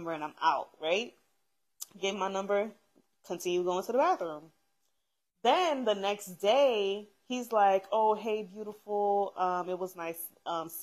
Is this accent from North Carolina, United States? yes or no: no; New York, United States; I'm from New York.